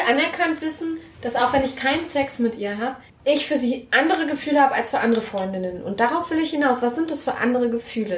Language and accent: German; Berlin, Germany; ich bin aus Berlin